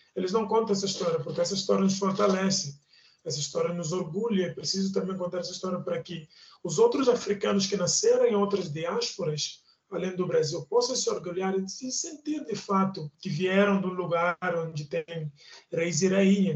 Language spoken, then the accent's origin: Portuguese; Guinea-Bissau; now in Brazil; eu sou da Guiné-Bissau, eu, eu pertenço à etnia Balanta da Guiné-Bissau